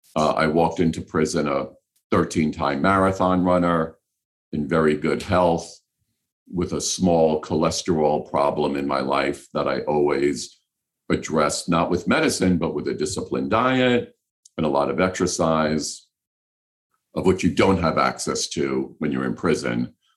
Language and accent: English; New York City, New York, United States; I grew up in New York City